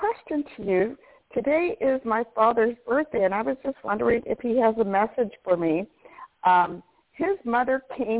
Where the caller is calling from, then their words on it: Orange, California, United States; I'm calling from Orange, California.